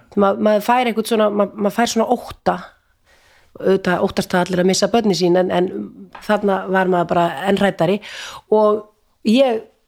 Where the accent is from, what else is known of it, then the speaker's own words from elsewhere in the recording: Vopnafjörður, Eastern Region, Iceland; ég er úr Sveit, úr Vesturadal